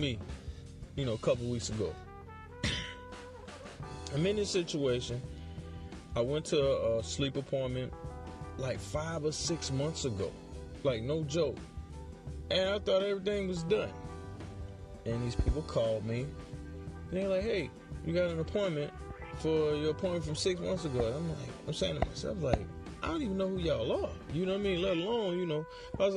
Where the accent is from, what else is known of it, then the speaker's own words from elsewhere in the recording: New Orleans, Louisiana, United States; moved away as an adult; I'm from New Orleans.